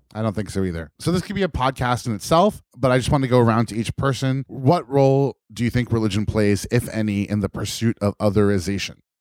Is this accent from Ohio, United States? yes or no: no; New York, United States; a lifelong East Coaster and New Yorker